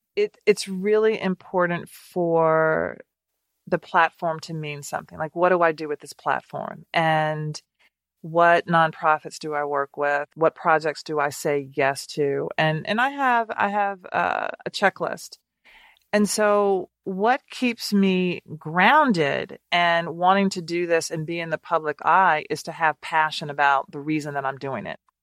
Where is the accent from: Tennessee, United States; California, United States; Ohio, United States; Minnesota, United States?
Tennessee, United States; Nashville; born or raised there